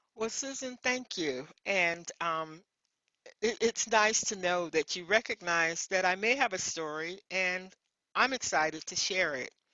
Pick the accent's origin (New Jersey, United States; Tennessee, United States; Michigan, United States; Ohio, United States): Tennessee, United States; Memphis; I grew up in Memphis, Tennessee, and I was the youngest of my mom's six children